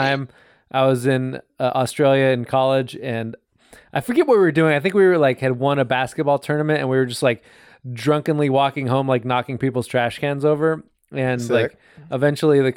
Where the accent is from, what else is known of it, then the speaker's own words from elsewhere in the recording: United States; as an American